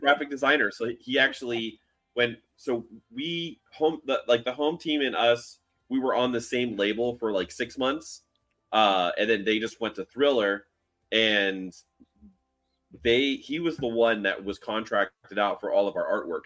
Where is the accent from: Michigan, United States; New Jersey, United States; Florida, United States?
Florida, United States; Miami; also born or lived in Orlando; I grew up in Miami and I moved to Orlando